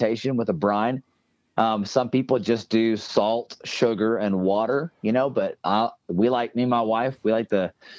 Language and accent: English; Tennessee, United States; I'm from Tennessee